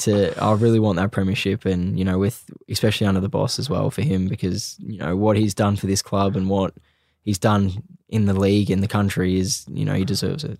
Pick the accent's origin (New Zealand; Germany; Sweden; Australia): Australia; moved away; also born or lived in England; I was in my home country